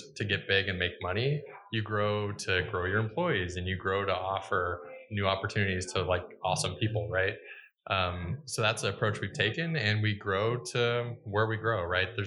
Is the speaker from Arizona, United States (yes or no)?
yes; Phoenix, Arizona, United States; also born or lived in Portland, Oregon; I'm from the Valley